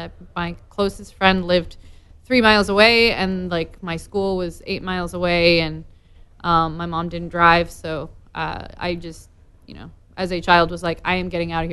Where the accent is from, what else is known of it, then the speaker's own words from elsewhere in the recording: Vermont, United States; moved away as an adult; also born or lived in New Jersey / Los Angeles; I grew up in Vermont.